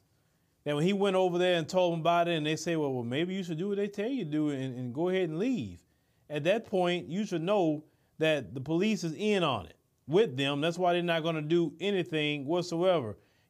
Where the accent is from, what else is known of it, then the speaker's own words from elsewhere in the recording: Port Arthur, Texas, United States; I'm from Port Arthur. And yes, they got a lot of black people in Port Arthur and Beaumont.